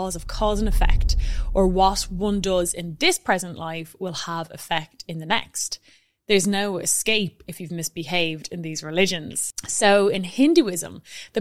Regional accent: Ireland; being Irish

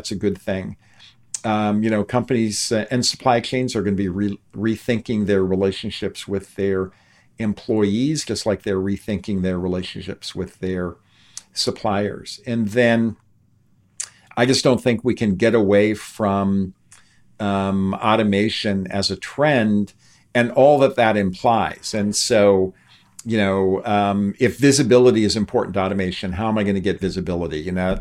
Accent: Youngstown, Ohio, United States; I grew up outside of Youngstown, Ohio, which was a steel and auto town

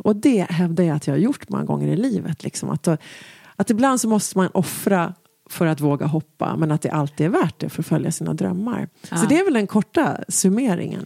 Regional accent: Stockholm, Stockholm County, Sweden; där hemma i Enskedevillan

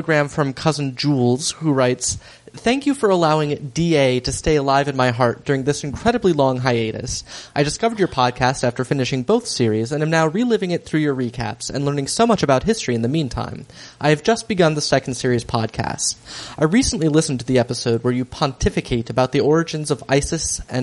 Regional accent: Dayton, Ohio, United States; moved away as an adult; now in Oakland, United States; I was born and raised in Dayton, Ohio, just up the road from Cincinnati.

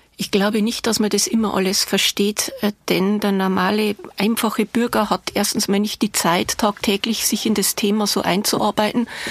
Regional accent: Bavaria, Germany; accent: Bavarian; Sie sind aus Bayern? Ja, erkennt man an der Sprache.

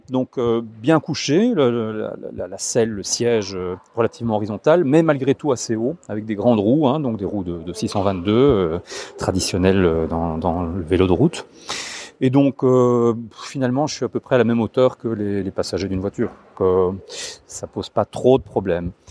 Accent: Huy, Wallonia, Belgium; Je viens de la région de Huy.

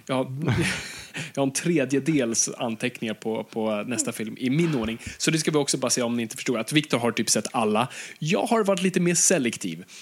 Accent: Stockholm, Stockholm County, Sweden; jag är uppvuxen i, i, i Stockholms innerstad

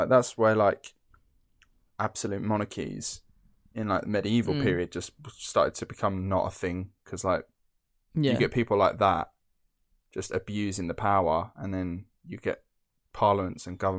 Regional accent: East of England, United Kingdom; I'm from Essex. So was Wat Tyler.

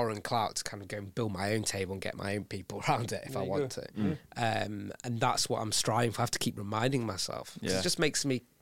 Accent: United Kingdom; I was born here and I'm British South Asian and I'm proud of it.

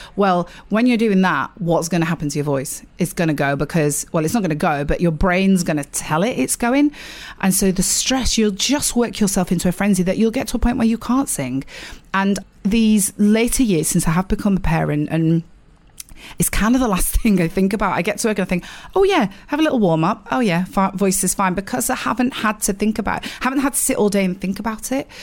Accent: Sheffield, Yorkshire and the Humber, United Kingdom; accent: northern; moved away as an adult; now in London, United Kingdom; I am from Sheffield

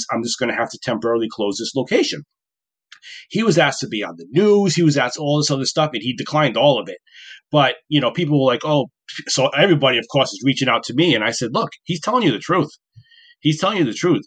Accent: Woonsocket, Rhode Island, United States; moved away; my hometown of Woonsocket, Rhode Island, where I grew up

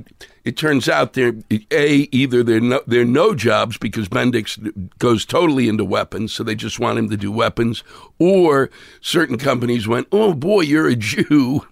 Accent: Silver Spring, Maryland, United States; Silver Spring, Maryland.

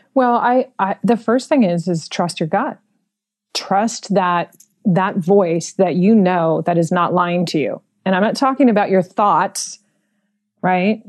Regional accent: San Francisco, California, United States; I was born and raised in San Francisco in the Mission District.

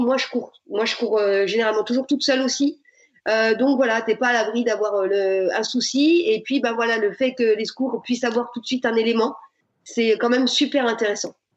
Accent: Burgundy, Bourgogne-Franche-Comté, France; je suis originaire de Bourgogne

